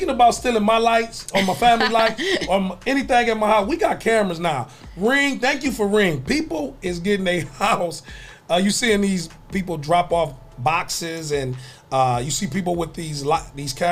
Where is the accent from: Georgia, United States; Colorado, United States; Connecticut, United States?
Georgia, United States; Savannah; I grew up in Savannah a little bit, so we we definitely rode around looking, taking pictures of other people's